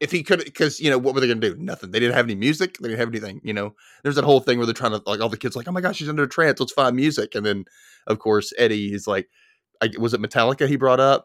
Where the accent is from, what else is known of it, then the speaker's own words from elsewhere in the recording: Memphis, Tennessee, United States; My hometown